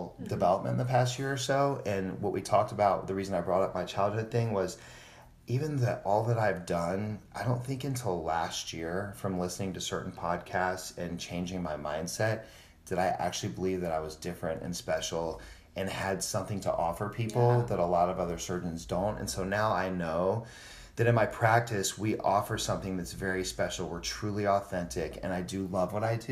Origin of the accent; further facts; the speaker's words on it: Georgia, United States; moved away as an adult; now in Scottsdale, United States; I grew up in Georgia and I'm a plastic surgeon here in Scottsdale, Arizona. I've been out here since 2009.